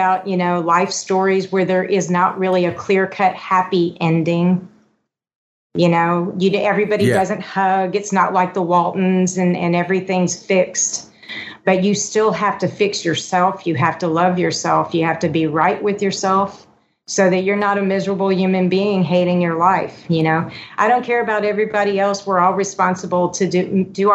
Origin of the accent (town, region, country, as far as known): Houston, Texas, United States; born or raised there; also born or lived in California